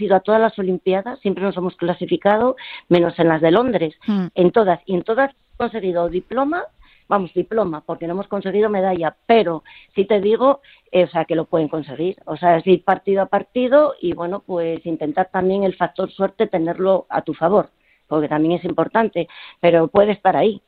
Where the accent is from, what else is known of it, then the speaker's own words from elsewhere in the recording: Gijón, Asturias, Spain; moved away; also born or lived in Madrid; fue llegar a Madrid, que yo soy de Gijón